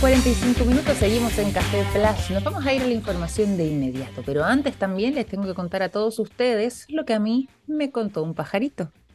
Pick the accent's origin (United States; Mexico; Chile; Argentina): Chile; nosotros también como chilenos